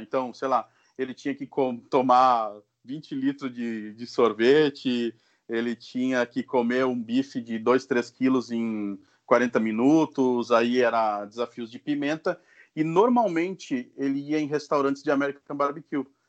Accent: Caxias do Sul, Rio Grande do Sul, Brazil; eu sou de Caxias do Sul, no Rio Grande do Sul

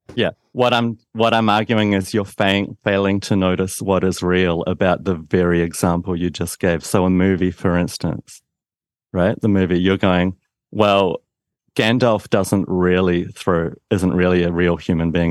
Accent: Christchurch, Canterbury, New Zealand; You might be able to tell from my accent that I'm from New Zealand, a town called Christchurch

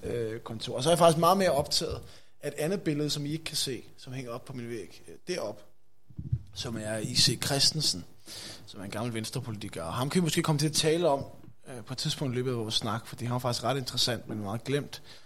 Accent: Greve, Zealand, Denmark; also born or lived in Hvidovre; Jeg er født i Hvidovre, øh, opvokset i, øh, i Greve. Øh, der bor jeg stadigvæk

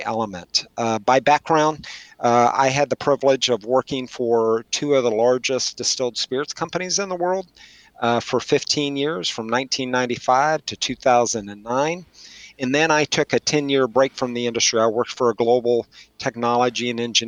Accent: West Texas, United States; moved away as an adult; now in Washington, D.C., United States; when I was growing up in West Texas and I went to school at Texas Tech

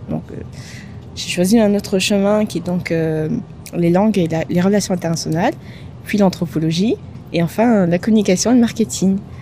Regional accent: Antananarivo, Analamanga, Madagascar; moved away as an adult; also born or lived in Paris, France; now in France; je suis originaire de Antananarive, enfin la, la petite banlieue autour d'Antananarive

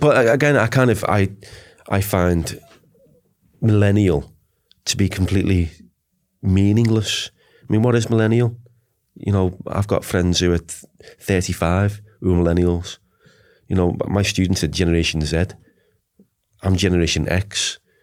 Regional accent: Liverpool, North West England, United Kingdom; moved away as an adult; I'm from Liverpool

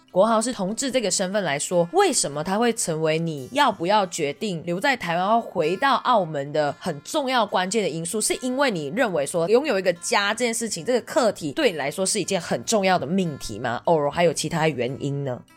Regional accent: Malaysia; now in Taiwan; 我来自马来西亚，从马来西亚来到台湾

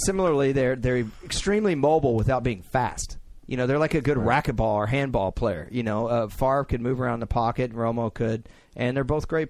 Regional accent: the South, United States; I'm from South.

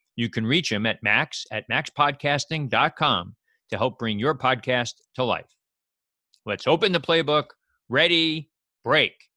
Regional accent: New York, United States; moved away as an adult; now in New Jersey, United States; I live in New Jersey and have for the last thirty years. I grew up in New York

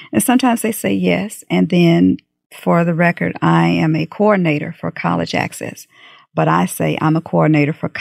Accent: United States; also born or lived in Third Ward; I came up in Sunnyside.

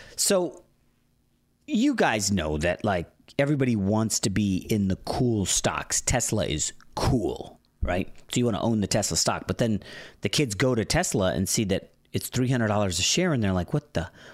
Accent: Northern Virginia, United States; now in Los Angeles, United States; I grew up in Northern Virginia

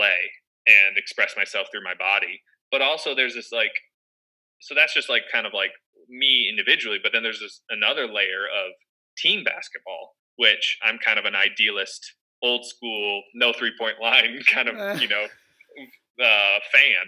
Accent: Michigan, United States; growing up in Michigan

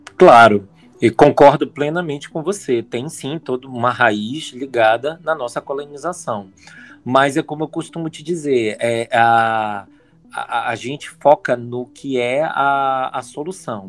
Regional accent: Amazon, Brazil; a, gente quando se entende como amazônidas

